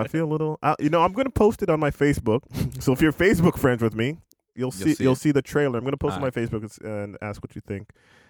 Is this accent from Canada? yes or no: yes; Canada; we're from Canada, eh?